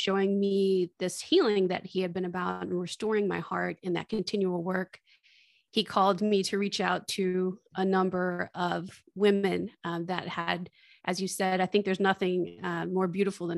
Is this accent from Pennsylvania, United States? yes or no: no; Michigan, United States; now in Austin, United States; I grew up in Michigan, but I'm living in Austin, Texas.